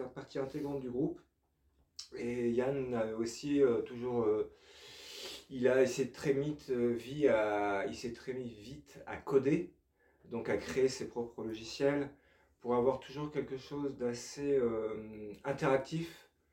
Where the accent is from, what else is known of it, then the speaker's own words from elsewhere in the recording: France; on est français